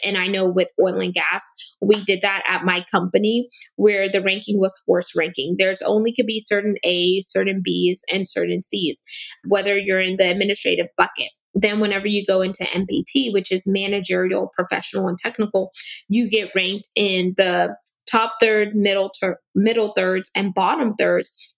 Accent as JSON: {"language": "English", "country": "United States", "said": "I'm also first generation American, meaning my dad was South American and my mom is Caribbean"}